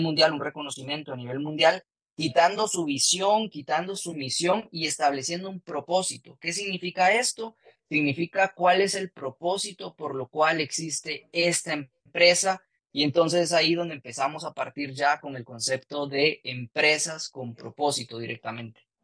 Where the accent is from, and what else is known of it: Guatemala